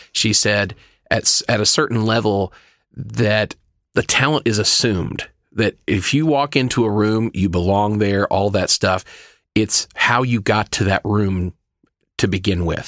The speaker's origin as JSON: {"language": "English", "region": "Oklahoma", "country": "United States", "also_born_or_lived": "Dallas", "moved": "yes", "lives_now": "Glendale, United States", "said": "originally from Oklahoma"}